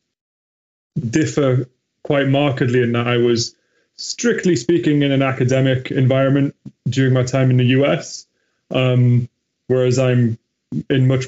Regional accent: Newcastle upon Tyne, North East England, United Kingdom; my hometown in Newcastle

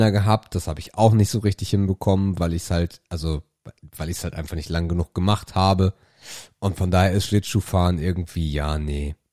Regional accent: Krempe, Schleswig-Holstein, Germany; ich kann mich erinnern, äh, als ich Kind war, war bei uns in Krempe, da gibt es so einen Burggraben, äh, der ist relativ groß, äh, jedenfalls für Krempe.

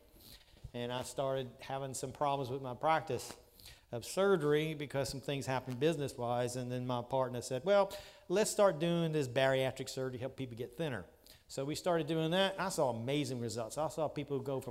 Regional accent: Louisiana, United States; moved away; I was years ago from Louisiana, moved up here because God called us here.

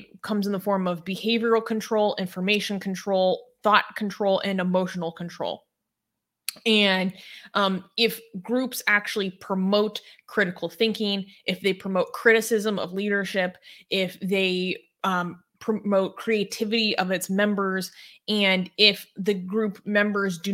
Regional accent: United States; me saying that as an American white person

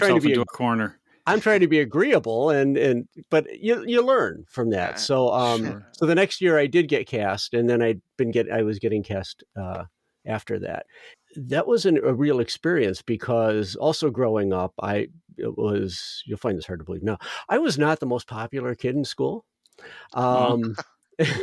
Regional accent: Northwest Indiana, United States; I grew up in Northwest Indiana

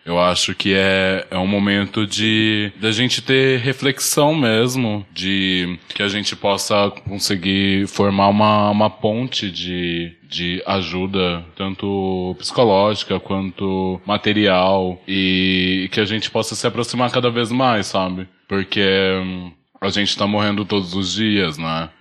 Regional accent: Brazil; na minha quebrada, como eu passei maior parte da minha vida

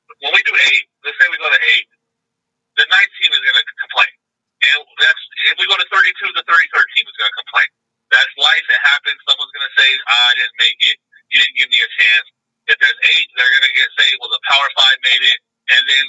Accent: Southern California, United States; born and raised in Southern California

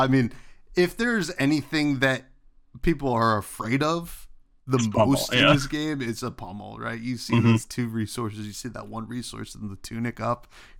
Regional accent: New Jersey, United States; You know, I'm from New Jersey. Obviously, we had the Jersey Devil. That's our big one.

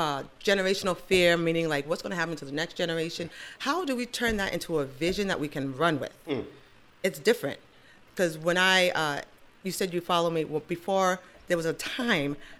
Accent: Nigeria; being Nigerian, I have to have a boy

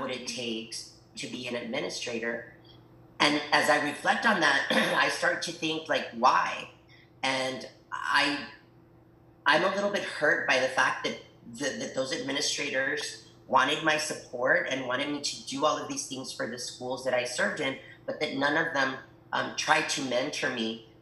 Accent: El Paso, Texas, United States; English is a second language; also born or lived in Ciudad Juárez, Chihuahua, Mexico; I was born in El Paso, Texas, but really grew up on both sides of the border. So when people ask me, um, where are you from? El Paso, Ciudad Juarez, Chihuahua

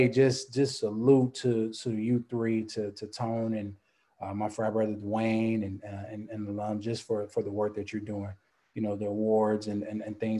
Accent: Compton, California, United States; also born or lived in New Orleans, Louisiana / Dallas, Texas; now in Baton Rouge, United States; I grew up in Compton, California, 80s.

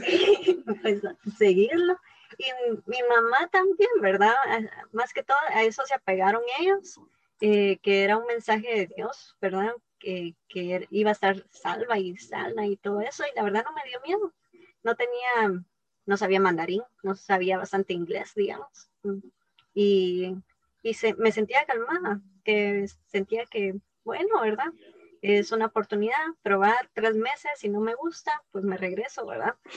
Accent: Guatemala; moved away as an adult; also born or lived in Taiwan; soy de Guatemala

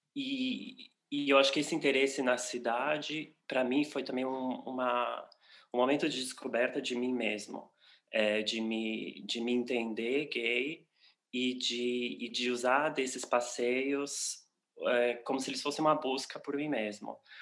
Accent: São Paulo, Brazil; moved away as an adult; now in Berlin, Germany; eu sou brasileiro, paulista, paulistano, de São Paulo. É, moro em Berlim há seis anos já

